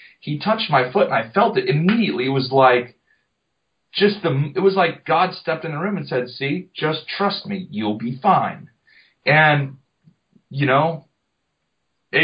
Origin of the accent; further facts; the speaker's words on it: Jupiter, Florida, United States; Jupiter, Florida, off of Loxahatchee River Road